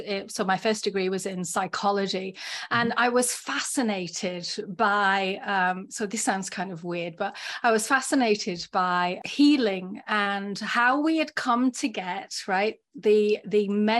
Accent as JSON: {"language": "English", "region": "England", "country": "United Kingdom", "also_born_or_lived": "Florida / California", "lives_now": "Columbus, United States", "said": "Well, I'm from this little small kind of country island called England. Yes."}